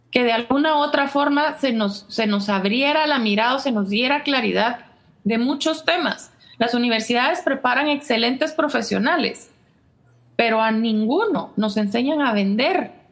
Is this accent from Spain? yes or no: no; Guatemala; Y si ya de por sí eh, somos como somos los chapines